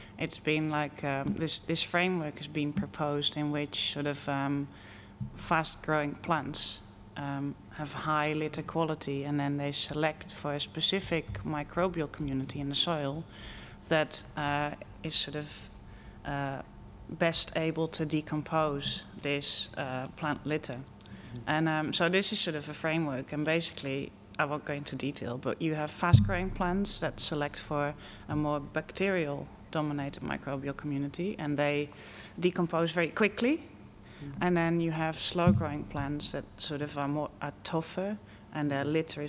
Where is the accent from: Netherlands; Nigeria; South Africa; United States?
Netherlands; moved away as an adult; also born or lived in Wageningen, Netherlands; now in United Kingdom; I'm from the Netherlands.